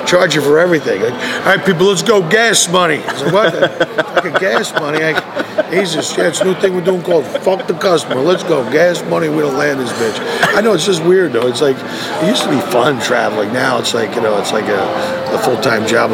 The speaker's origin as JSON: {"language": "English", "town": "Philadelphia", "region": "Pennsylvania", "country": "United States", "tie": "born or raised there", "moved": "yes", "said": "I grew up in Philly, an Italian neighborhood"}